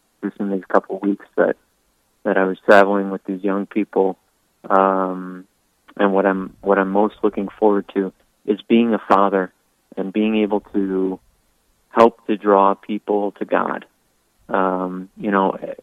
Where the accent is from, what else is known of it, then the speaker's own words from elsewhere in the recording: Elk River, Minnesota, United States; moved away as an adult; now in Bismarck, United States; I was raised in Elk River, Minnesota